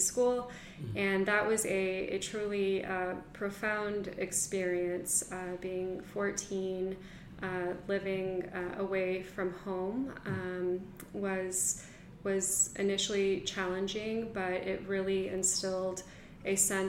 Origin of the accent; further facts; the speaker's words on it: Mexico; now in United States; And it was a wonderful life and childhood growing up in Mexico. After that, we moved back to Miami, and that is where I spent most of my elementary school years and middle school.